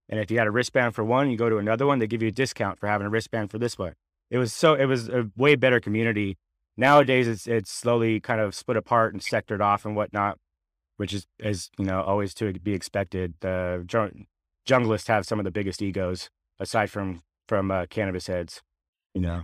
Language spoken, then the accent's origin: English; San Jose, California, United States; also born or lived in Sacramento–San Joaquin Delta, California; I moved from San Jose when I was about thirteen, fourteen years old